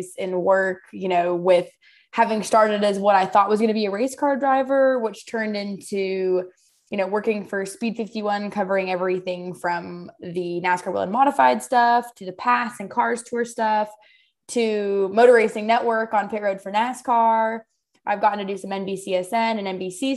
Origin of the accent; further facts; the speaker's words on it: Southern Idaho, United States; moved away as an adult; now in the Carolinas, United States; I'm from Southern Idaho